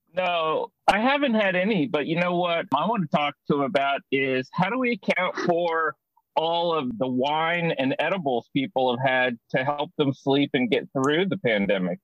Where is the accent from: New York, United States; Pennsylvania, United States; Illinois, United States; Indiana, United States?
Indiana, United States; Indianapolis; I grew up in Indianapolis and I know that zoo really well